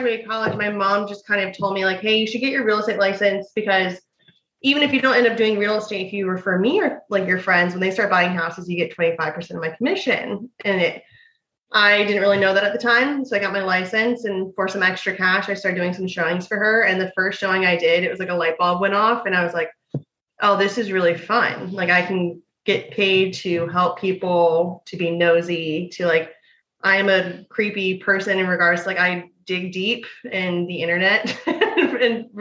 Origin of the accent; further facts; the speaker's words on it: Tampa, Florida, United States; I was born and raised in Tampa. That's where my brokerage is now